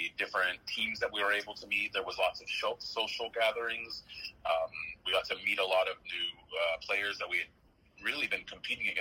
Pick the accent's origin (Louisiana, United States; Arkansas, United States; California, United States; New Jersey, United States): Arkansas, United States; Benton; I graduated from Benton High School